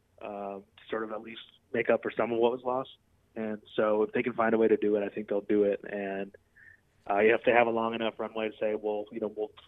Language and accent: English; Chicago, Illinois, United States; I grew up in Chicago. I don't know if you guys knew that, but I'm from Chicago